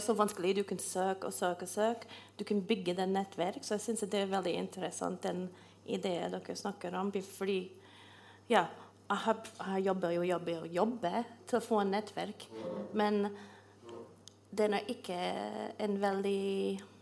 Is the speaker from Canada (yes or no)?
yes; Canada; Norwegian is a second language; moved away as an adult; now in Norway; Jeg kommer fra Canada, og jeg kommer fra et, et, by som er kanskje som en størrelse som Trondheim.